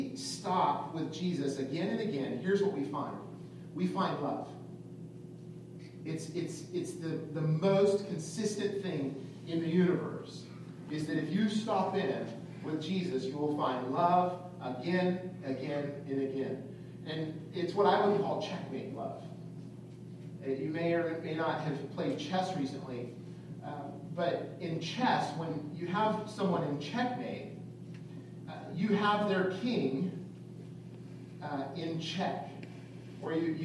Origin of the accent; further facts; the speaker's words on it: California, United States; I'm from California, and so, you know, in California, I grew up surfing